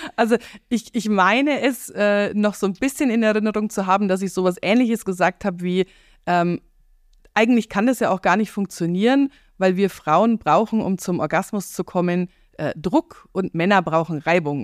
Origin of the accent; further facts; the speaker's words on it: Eberfing, Bavaria, Germany; moved away as an adult; Wir sitzen hier in meiner Coachingstube im beschaulichen Eberfing